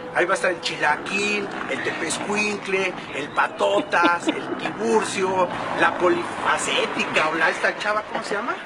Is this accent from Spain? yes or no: no; Mexico; soy más mexicano que los nopales